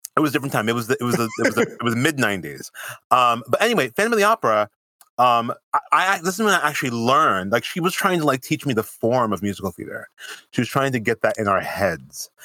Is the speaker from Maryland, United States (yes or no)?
no; Springfield, Massachusetts, United States; also born or lived in Nyack, New York; now in New York City, United States; I'm originally from Springfield, Massachusetts